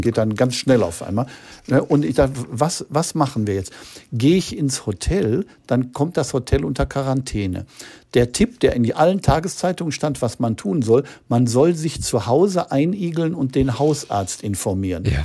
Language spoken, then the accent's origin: German; Gelsenkirchen, North Rhine-Westphalia, Germany; als Kind in Gelsenkirchen habe ich natürlich schlecht Luft gekriegt, weil da waren die Fabriken und viel Dreck in der Luft.